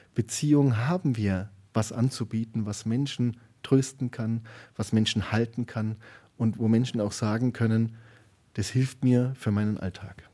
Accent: Garmisch-Partenkirchen, Bavaria, Germany; moved away; also born or lived in Nuremberg; ich bin ja da in, in Garmisch-Partenkirchen aufgewachsen.

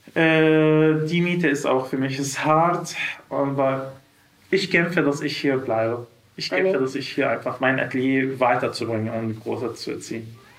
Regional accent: Syria; German is a second language; moved away as an adult; now in Germany; wir sind aus Syrien und wir sind jetzt angekommen

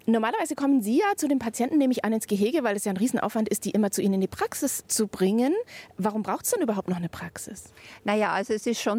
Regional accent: South Tyrol, Trentino-Alto Adige, Italy; first language German; moved away as an adult; also born or lived in Bologna; now in Nuremberg, Germany; Anklänge an meine Kindheit in Südtirol

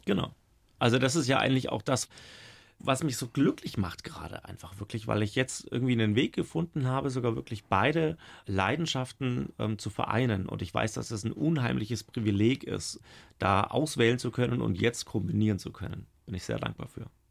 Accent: Middle Franconia, Bavaria, Germany; also born or lived in Regensburg, Upper Palatinate; now in Baden-Württemberg, Germany; Gebürtiger Oberpfälzer, habe aber sehr wenig davon mitbekommen. Bin ja mit drei Jahren schon nach Mittelfranken verschleppt worden

